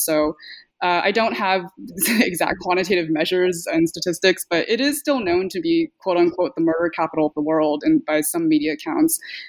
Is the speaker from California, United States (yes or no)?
yes; California, United States; the brand of multiculturalism I grew up in the Bay Area.